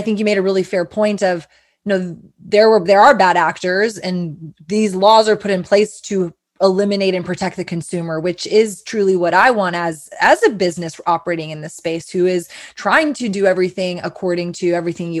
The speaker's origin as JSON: {"language": "English", "region": "Texas", "country": "United States", "said": "as a Texan"}